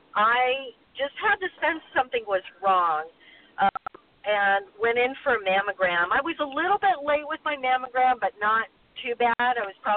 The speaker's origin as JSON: {"language": "English", "region": "Hawaii", "country": "United States", "tie": "born or raised there", "also_born_or_lived": "Midwest", "said": "I grew up in Hawaii and the Midwest, and I burned a lot as a kid."}